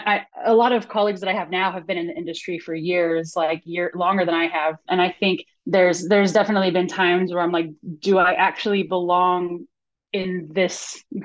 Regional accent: San Dimas, California, United States; I grew up in San Dimas, which is like a suburb

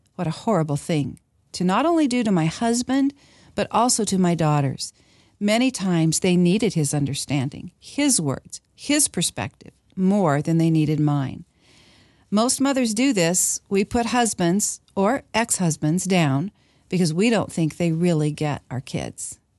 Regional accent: Washington, United States; moved away; I grew up in Washington

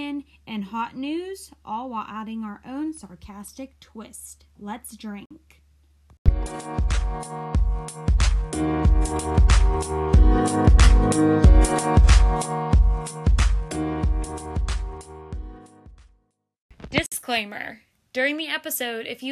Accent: Lake County, Florida, United States; now in Pittsburgh, United States; So I was born and raised in Lake County, Florida, and then in 2006, I moved up to the general Pittsburgh area with my mom

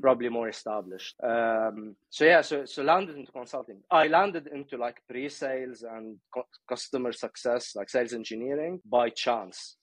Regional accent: Beirut, Beirut Governorate, Lebanon; now in United Kingdom; I was born I was born in Beirut.

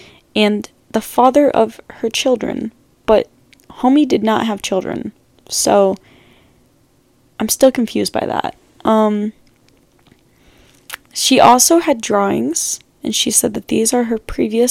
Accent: United States; I'm obviously American.

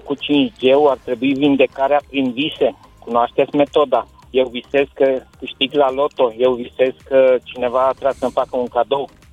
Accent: Romania; Noi, ca români

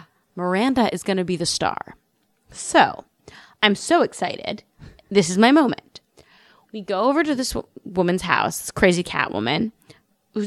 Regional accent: New York City, New York, United States; I grew up in New York City

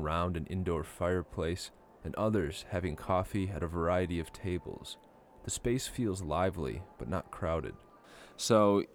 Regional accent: Minnesota, United States; moved away as an adult; I grew up in Minnesota

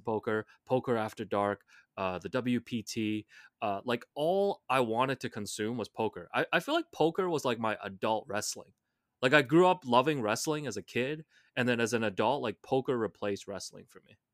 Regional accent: Hong Kong; growing up in Hong Kong

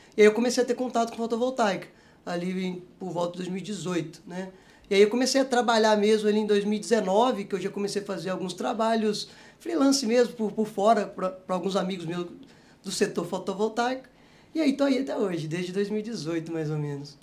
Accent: Presidente Kubitschek, Minas Gerais, Brazil; moved away as an adult; also born or lived in Itajubá / Belo Horizonte; nasci em Minas, né? Sou, sou natural e sou mineiro. É, nasci bem no interiorzinho de Minas, ali, uma cidade chamada Presidente Kubitschek

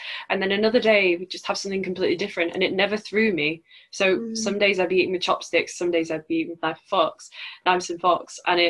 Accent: Yorkshire and the Humber, United Kingdom; obviously, everyone knows I'm from Yorkshire and I'm quite proud of being from Yorkshire.

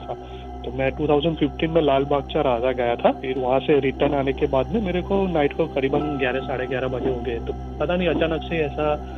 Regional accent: Ahmedabad, Gujarat, India; मैं बेसिकली अहमदाबाद से हूँ

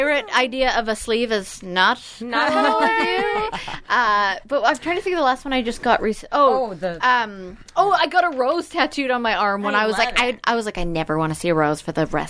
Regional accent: Canada; I'm Canadian

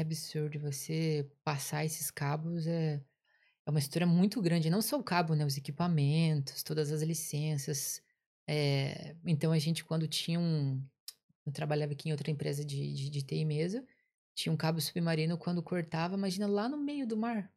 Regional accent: Curitiba, Paraná, Brazil; moved away as an adult; Eu sou de Curitiba, Paraná, lá do sul do país

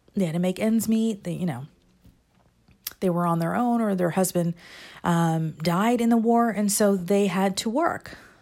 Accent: United States; I'm American too

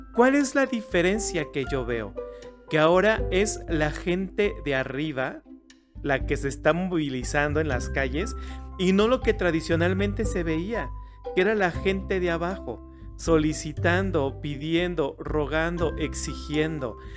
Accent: Mexico; los mexicanos somos una cultura diversa

